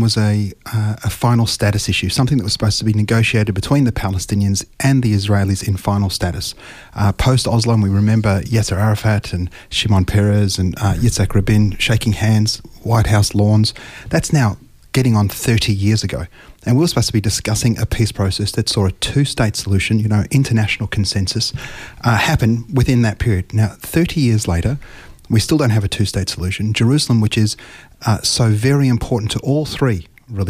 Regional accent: Australia; I'm an Australian, I was born here, my children are born here

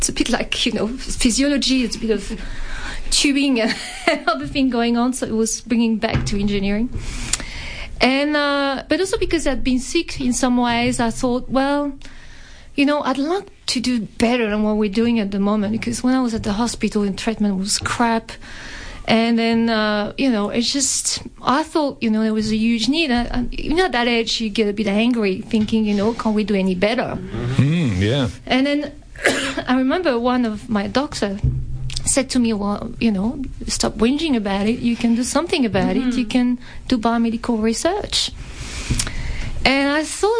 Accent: France; accent: French; English is a second language; moved away as an adult; also born or lived in Clermont-Ferrand, France; now in Melbourne, Australia; as you can tell from the accent, I was born in France and I studied in France

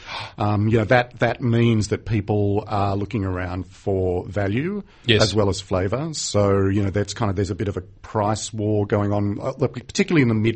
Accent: New South Wales, Australia; since I was a child growing up in New South Wales.

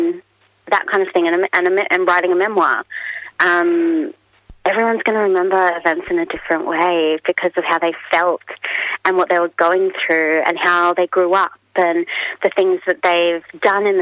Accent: Australia; as an Australian author

